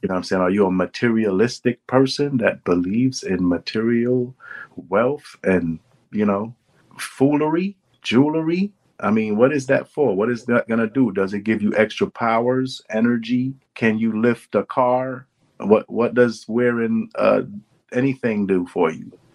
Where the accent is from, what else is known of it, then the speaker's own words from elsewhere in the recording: New York City, New York, United States; I'm from Brooklyn